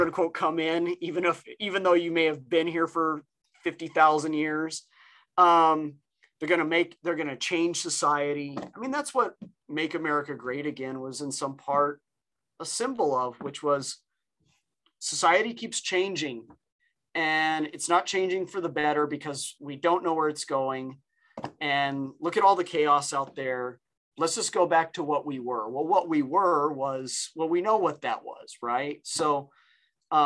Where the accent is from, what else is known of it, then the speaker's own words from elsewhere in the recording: New Mexico, United States; I grew up in New Mexico